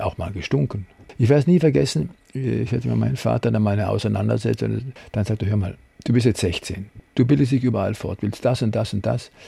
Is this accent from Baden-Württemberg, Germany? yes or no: yes; Freiburg, Baden-Württemberg, Germany; moved away; In den letzten Jahren kam allerdings auch Freiburg hinzu. Ich habe da eine Herzenskammer sozusagen also reserviert, weil es ist meine Heimat